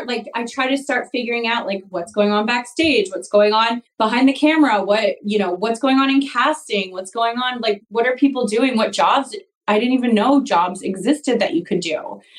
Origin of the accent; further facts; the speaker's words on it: North Carolina, United States; moved away; also born or lived in Las Vegas; growing up in North Carolina, I didn't really know how to get into television